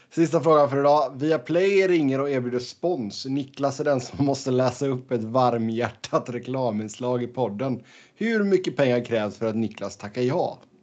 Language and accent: Swedish; Sweden; moved away; hemma i, hemma i Sverige